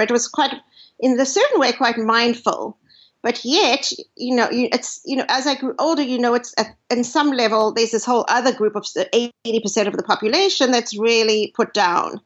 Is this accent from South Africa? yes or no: yes; South Africa; now in United States; growing up, I grew up in South Africa